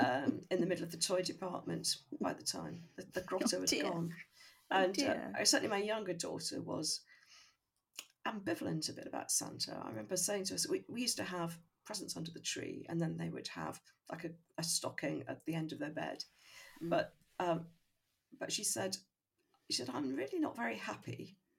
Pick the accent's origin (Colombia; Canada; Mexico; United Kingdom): United Kingdom; Birmingham, West Midlands; I grew up in Birmingham